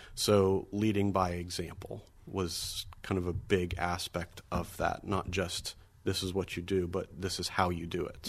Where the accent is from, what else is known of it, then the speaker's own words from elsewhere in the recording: Erie, Pennsylvania, United States; now in Sewickley, United States; growing up at St. James in Erie, my four siblings, my mother and father, and I were all very involved in all aspects of the parish and school life